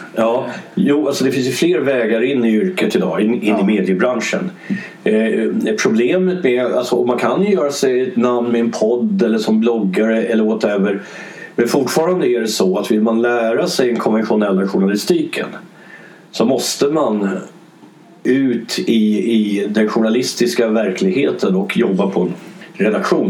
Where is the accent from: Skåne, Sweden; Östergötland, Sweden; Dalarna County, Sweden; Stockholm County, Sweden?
Stockholm County, Sweden; Stockholm; also born or lived in Dublin, Ireland; Stockholm där jag bodde, där, där jag är uppvuxen